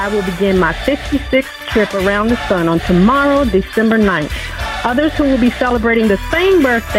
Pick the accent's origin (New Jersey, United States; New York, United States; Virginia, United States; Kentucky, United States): Virginia, United States; Eastern Shore of; now in North Chesterfield, United States; my Eastern Shore of Virginia homies and fellow Nandua High School Warriors